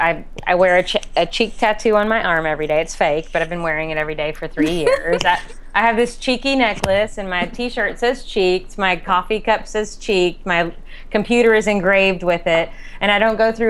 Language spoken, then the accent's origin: English; Kentucky, United States; I'm from Kentucky